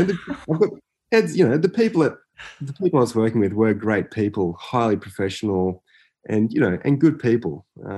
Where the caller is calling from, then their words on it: Brisbane, Queensland, Australia; also born or lived in Barcelona, Spain; I'm calling from Turrbal in Niagara country up at Mianjin or Brisbane. And I do call Brisbane home